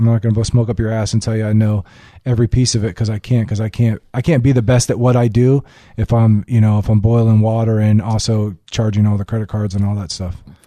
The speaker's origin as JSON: {"language": "English", "town": "Hollywood", "region": "Florida", "country": "United States", "tie": "born or raised there", "said": "I grew up in Hollywood, Florida."}